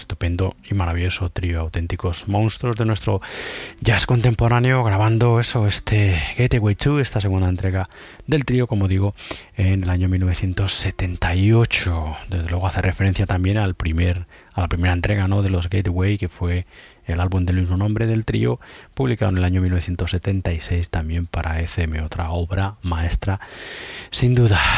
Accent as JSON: {"language": "Spanish", "region": "Galicia", "country": "Spain", "said": "yo soy gallego."}